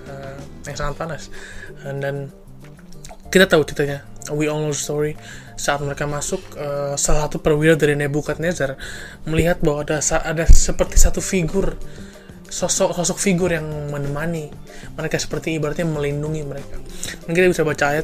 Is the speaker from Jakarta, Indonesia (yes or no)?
yes; Jakarta, Indonesia; Saya dari Jakarta. Saya berumur 21 tahun.